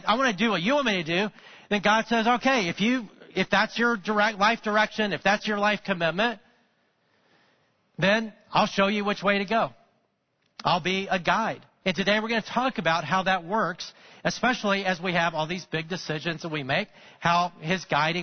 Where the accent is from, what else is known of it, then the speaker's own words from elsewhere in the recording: Alabama, United States; I grew up in Alabama